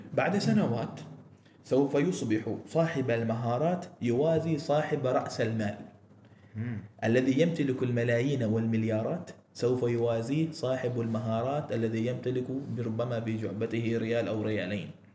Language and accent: Arabic; Oman; عندنا في عمان